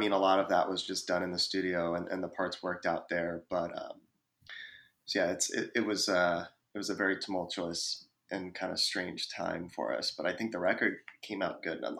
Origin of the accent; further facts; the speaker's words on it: Virginia Beach, Virginia, United States; Yeah, I mean … I'm the singer in … I'm from Hampton Roads, Virginia Beach. But yeah, born and raised in Virginia.